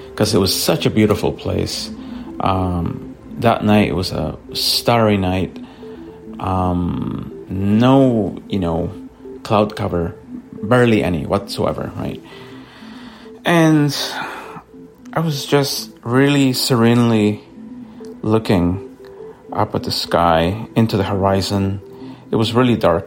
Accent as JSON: {"language": "English", "country": "El Salvador", "moved": "yes", "lives_now": "Vancouver, Canada", "said": "I was visiting El Salvador. That's where I'm from"}